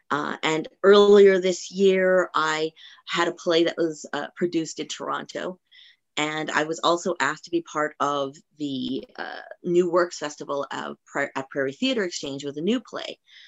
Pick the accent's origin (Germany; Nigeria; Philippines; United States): Philippines; I will say that I am Filipino. I am married to a Jewish man, and I've actually converted to Judaism. My children are both half Filipino, half Jewish.